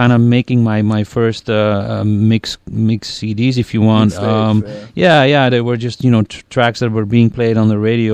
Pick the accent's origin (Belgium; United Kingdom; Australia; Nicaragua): Belgium; moved away; when I was a little kid growing up in Belgium